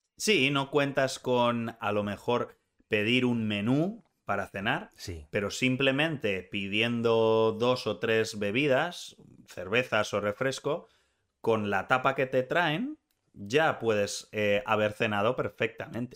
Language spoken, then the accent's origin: Spanish; Spain